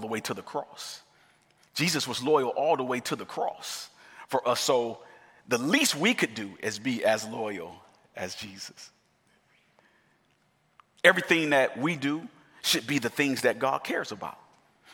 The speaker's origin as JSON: {"language": "English", "region": "Michigan", "country": "United States", "said": "I'm from Michigan, and the winters are horrible in Michigan"}